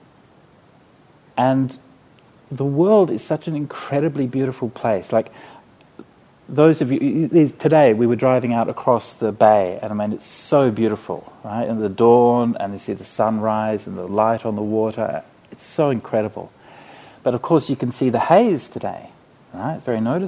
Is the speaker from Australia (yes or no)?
yes; Australia; I was from Australia